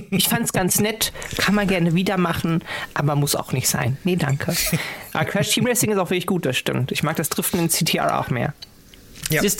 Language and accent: German; North Rhine-Westphalia, Germany; born there; NRW. Hm? NRW ist ja langweilig.